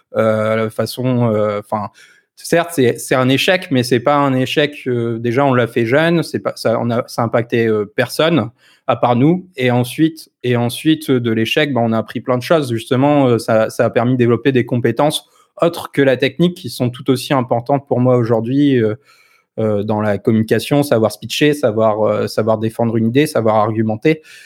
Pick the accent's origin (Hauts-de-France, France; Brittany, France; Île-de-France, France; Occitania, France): Hauts-de-France, France; Lille; Je suis du Nord aussi